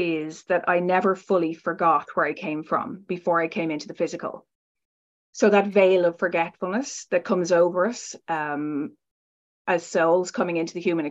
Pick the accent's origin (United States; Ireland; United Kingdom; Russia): Ireland; I was raised in Ireland and kind of a conventional, very strict background